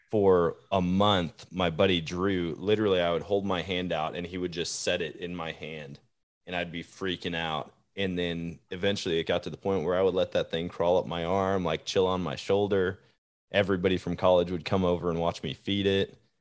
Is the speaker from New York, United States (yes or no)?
no; Wisconsin, United States; now in Missouri, United States; I was born and raised in Wisconsin. I live in Missouri now